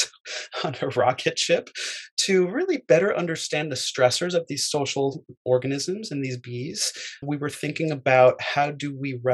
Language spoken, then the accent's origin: English; Fairfield, Connecticut, United States; also born or lived in Manhattan, New York; I was born in Manhattan, and I grew up in Fairfield, Connecticut